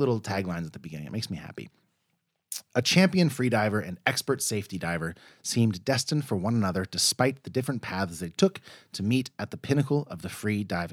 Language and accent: English; United States; also born or lived in Chicago; I'm American